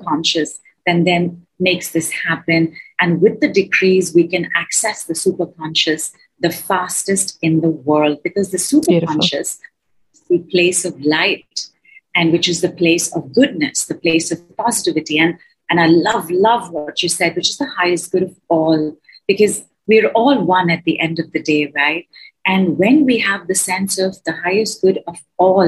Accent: India; I am from India

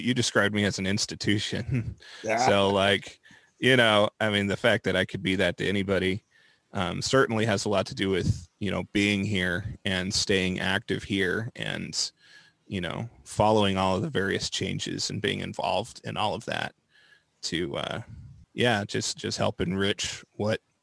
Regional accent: Moore, Oklahoma, United States; I was born in Oklahoma City, raised in Moore, and I've just kind of bounced around the metro pretty much my whole life

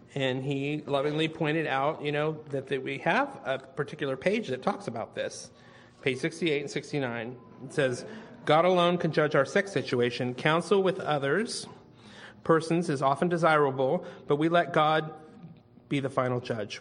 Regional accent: Northern California, United States; moved away as an adult; also born or lived in San Jose / Sacramento; now in Austin, United States; I'm from lovely fruits and nuts warm and fuzzy Northern California

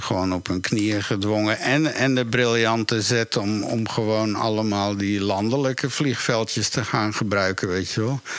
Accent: Woerden, Utrecht, Netherlands; moved away; also born or lived in New York; waar ik opgegroeid ben in Woerden, in Nederland

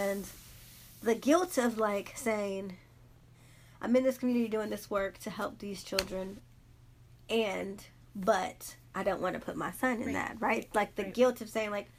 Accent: Los Angeles, California, United States; also born or lived in Inglewood, California; I'm born and raised in South Central Watts, California

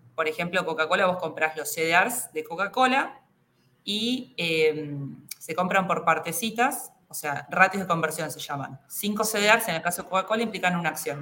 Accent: Argentina; somos los argentinos

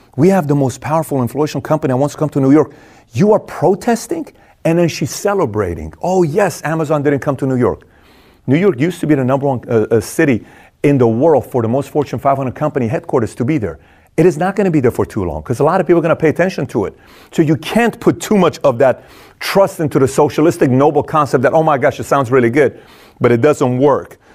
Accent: Iran; moved away; I'm from Iran

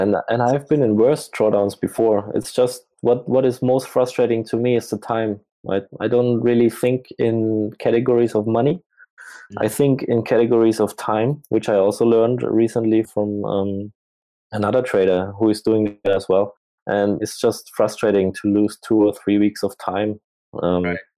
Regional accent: Germany; moved away as an adult; also born or lived in Asia; I'm from Germany

